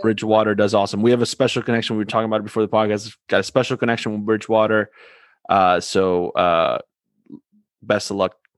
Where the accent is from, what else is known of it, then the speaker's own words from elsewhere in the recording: Argentina; I'm from Argentina